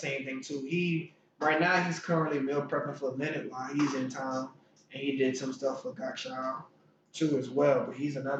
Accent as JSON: {"language": "English", "town": "New Orleans", "region": "Louisiana", "country": "United States", "said": "When I told people I was from New Orleans."}